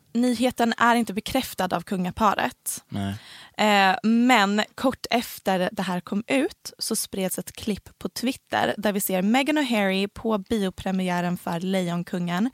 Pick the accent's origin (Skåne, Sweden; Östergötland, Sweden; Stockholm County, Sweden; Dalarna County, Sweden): Skåne, Sweden; Helsingborg; accent: Helsingborg dialect; Så här pratar alla på mitt gymnasium för jag gick på ett ganska snobbigt oh gymnasium